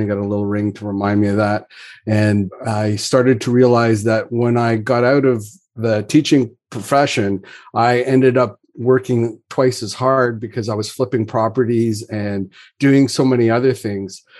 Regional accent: Canada; as a Canadian

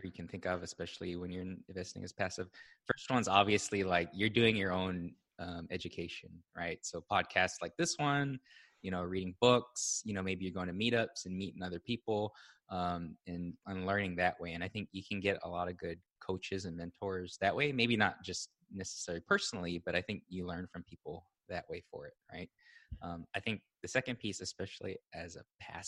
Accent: Hawaii, United States; moved away as an adult; also born or lived in Austin, Texas; I was born and raised in Hawaii

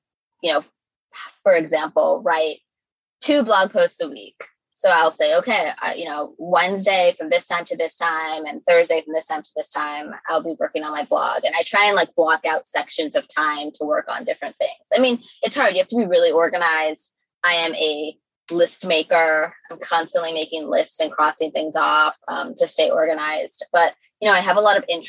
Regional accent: New York City, New York, United States; as a New Yorker

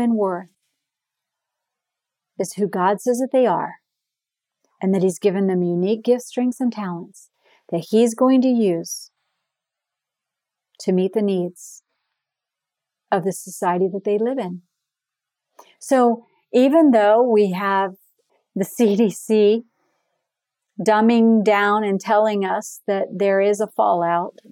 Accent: Florida, United States; I am from Florida.

